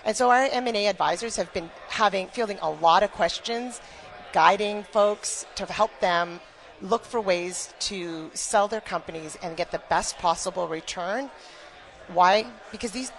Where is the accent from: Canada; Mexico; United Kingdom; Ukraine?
Canada; moved away as an adult; now in Michigan, United States; I actually was born and raised in Canada